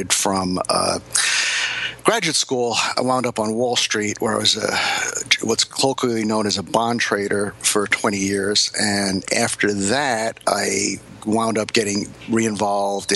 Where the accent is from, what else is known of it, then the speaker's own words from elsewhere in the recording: Hicksville, New York, United States; I grew up in Hicksville, New York